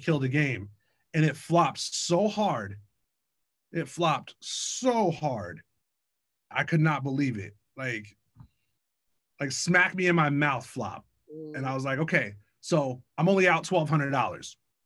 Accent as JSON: {"language": "English", "town": "Bellingham", "region": "Washington", "country": "United States", "tie": "born or raised there", "moved": "yes", "lives_now": "Tacoma, United States", "said": "growing up in Bellingham, we had all four seasons"}